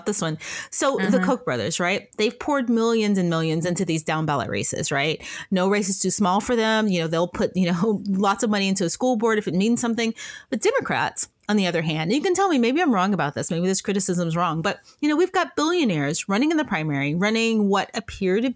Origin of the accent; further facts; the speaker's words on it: Memphis, Tennessee, United States; I'm actually from Memphis. I grew up there.